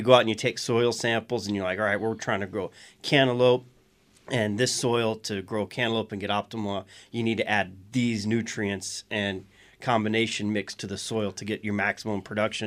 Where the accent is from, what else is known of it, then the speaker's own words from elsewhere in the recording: South Louisiana, United States; I'm from South Louisiana